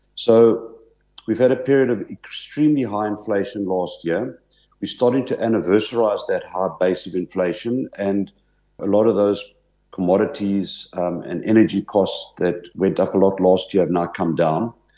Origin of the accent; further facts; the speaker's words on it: Port Elizabeth, Eastern Cape, South Africa; moved away as an adult; I grew up in Port Elizabeth